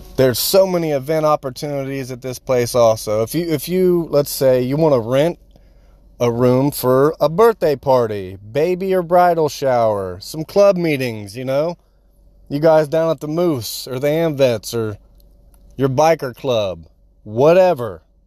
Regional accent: Marion, Ohio, United States; Here in my hometown, I'm from Marion

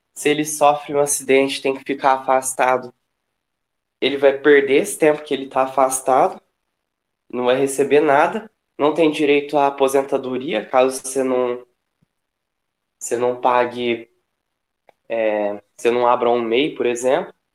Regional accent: Franca, São Paulo, Brazil; also born or lived in Uberaba, Minas Gerais; sou de um pouco mais longe, assim, no estado, sou de Franca. E eu estudo em Uberaba, que é em Minas.

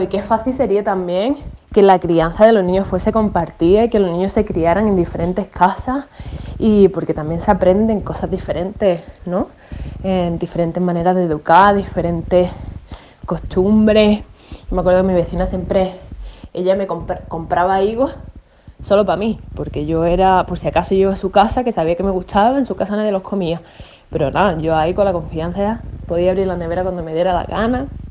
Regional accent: Málaga, Andalusia, Spain; moved away as an adult; now in Australia; soy de Málaga, pero estoy mandando este audio de Australia. Llevo ocho años viviendo aquí

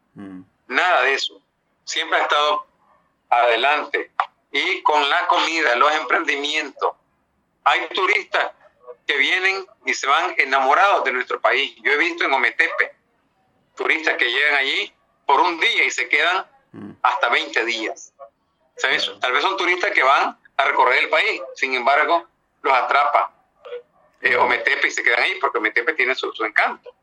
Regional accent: Nicaragua; Esos somos los nicaragüenses

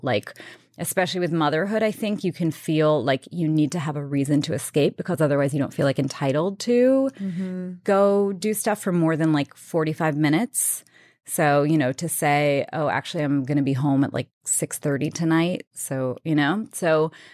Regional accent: New York City, New York, United States; I grew up in Queens, New York

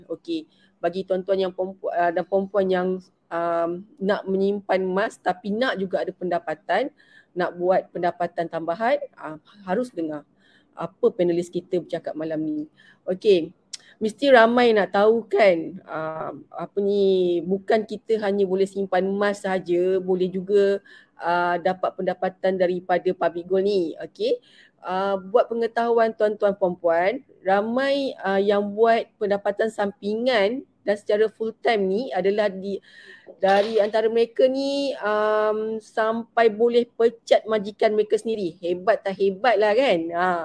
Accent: Sungai Buloh, Selangor, Malaysia; Saya daripada sini je lah, dari rumah kan. Okay. Selangor lah. Uh-huh, saya orang sini, Alhamdulillah.

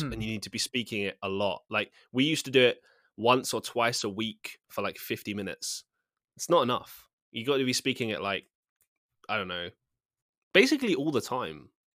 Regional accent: England, United Kingdom; Like, I think most people growing up in England do.

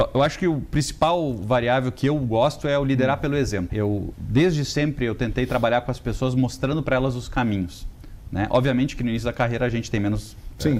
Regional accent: Rio Grande do Sul, Brazil; accent: sulista; moved away as an adult; now in São Paulo, Brazil; eu venho de uma família muito simples do Rio Grande do Sul. E o meu primeiro emprego com 15 anos foi fazer xerox

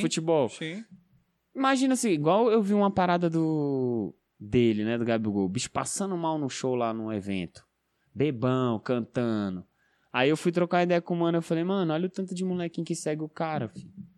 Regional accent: Ceilândia, Federal District, Brazil

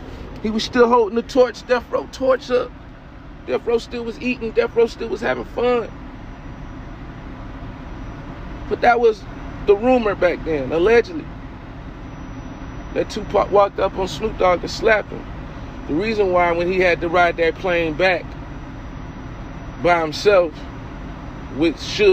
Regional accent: East Coast, United States; I got love. I'm from the East Coast. So I got love for them.

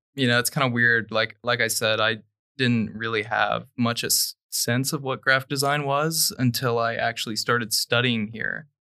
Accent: Dayton, Ohio, United States; I'm from Dayton, Ohio.

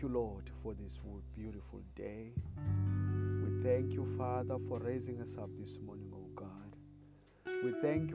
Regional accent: South Africa; I come all the way from South Africa

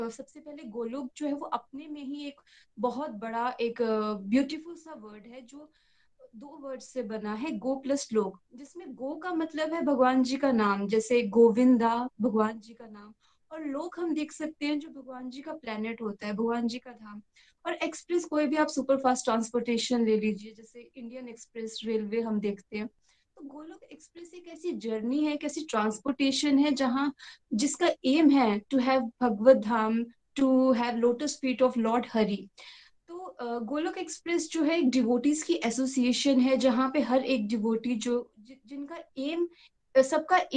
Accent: Chamba, Himachal Pradesh, India; मैं चंबा हिमाचल प्रदेश से हूँ

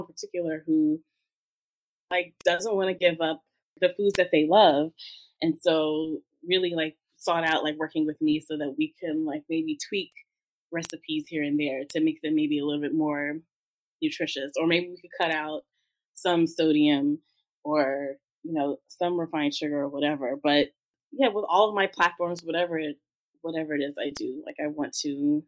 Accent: New York City, New York, United States; also born or lived in Brooklyn; I'm African American, but I grew up in Harlem. I lived in Brooklyn.

